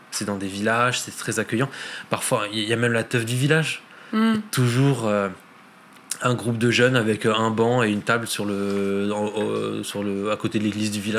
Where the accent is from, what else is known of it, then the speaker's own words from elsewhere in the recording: Lebanon; parce que je suis libanais